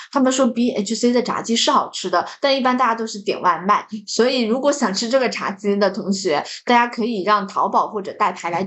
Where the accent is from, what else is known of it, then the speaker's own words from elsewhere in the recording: Jiangsu-Zhejiang, China; 像我们江浙人就喜欢吃